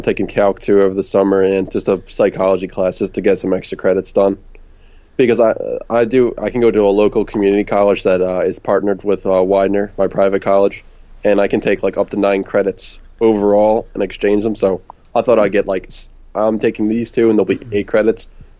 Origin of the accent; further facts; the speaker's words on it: Philadelphia, Pennsylvania, United States; accent: Philly; That's my Philly accent.